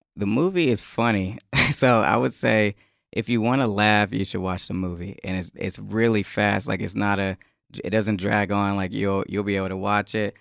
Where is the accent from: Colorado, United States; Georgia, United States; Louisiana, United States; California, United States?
Georgia, United States; Atlanta; moved away; also born or lived in Connecticut; I'm from Atlanta and everybody's a rapper in Atlanta